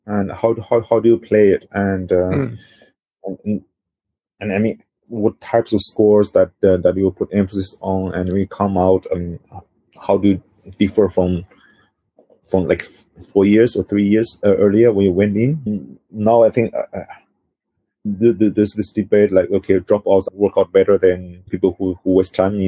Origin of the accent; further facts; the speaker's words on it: China; also born or lived in Paris; now in Singapore; back in my hometown next to Shanghai